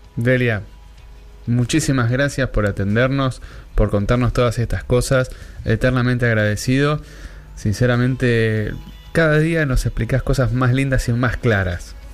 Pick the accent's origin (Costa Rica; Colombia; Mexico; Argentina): Argentina; Wilde, Buenos Aires Province; de donde soy oriundo yo, de la República Separatista de Wilde